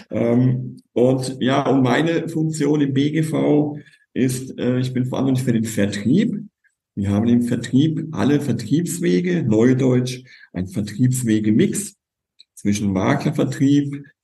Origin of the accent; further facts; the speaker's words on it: Kurpfalz, Baden-Württemberg, Germany; Ich komme aus der Kurpfalz